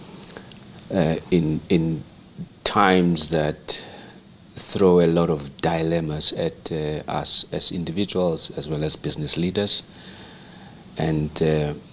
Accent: Rustenburg, North West, South Africa; I was born and raised in Rustenburg in the Northwest

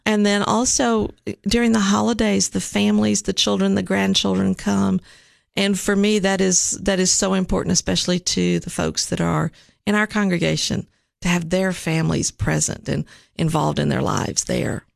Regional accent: Nashville, Tennessee, United States; also born or lived in Richmond, Virginia; I grew up actually in Nashville

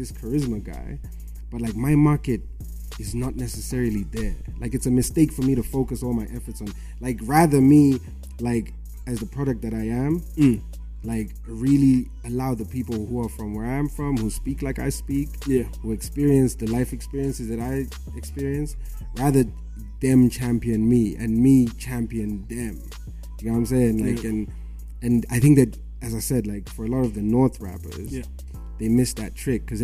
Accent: Harare, Zimbabwe; I was born in Mount Pleasant

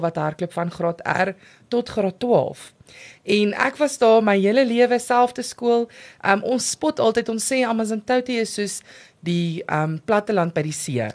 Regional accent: Amanzimtoti, KwaZulu-Natal, South Africa; ek het groot geword in Amazimtoti.

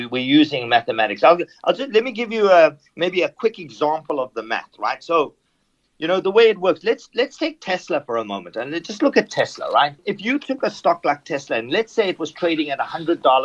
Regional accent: South Africa; moved away; growing up in South Africa

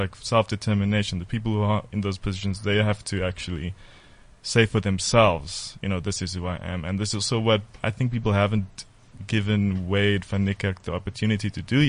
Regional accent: South Africa; when they heard I was from South Africa

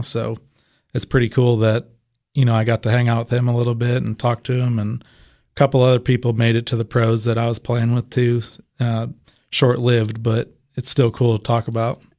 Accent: Ohio, United States; moved away; where I grew up in Ohio

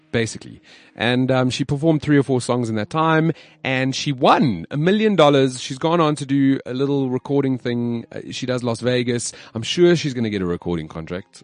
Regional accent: South Africa; I'm proudly South African

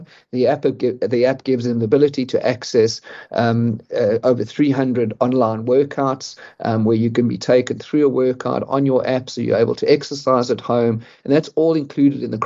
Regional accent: South Africa; I'm a South African

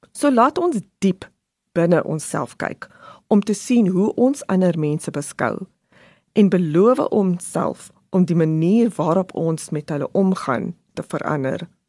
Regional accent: South Africa; ons as Suid-Afrikaners so trots is

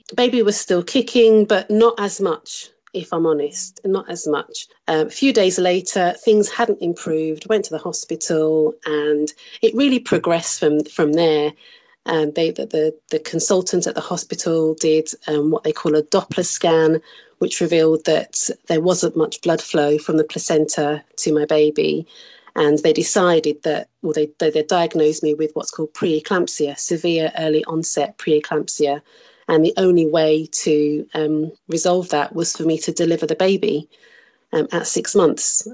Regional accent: Birmingham, West Midlands, United Kingdom; moved away as an adult; also born or lived in South Africa; I was born and raised in Birmingham, which is in the centre of England

